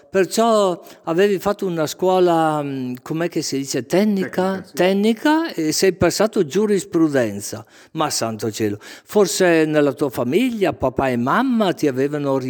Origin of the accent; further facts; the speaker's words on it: Brescia, Lombardy, Italy; Brescia Centro, sì.